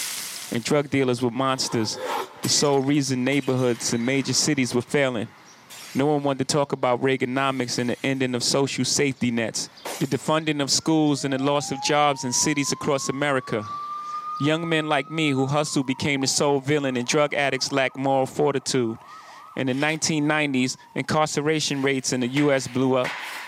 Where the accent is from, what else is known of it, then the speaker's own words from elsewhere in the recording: New York, United States; My home state of New York started this with Rockefeller laws.